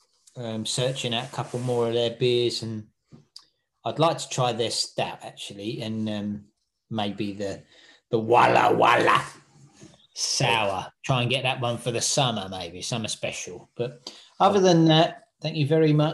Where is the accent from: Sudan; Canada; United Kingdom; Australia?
United Kingdom; England; as an Englishman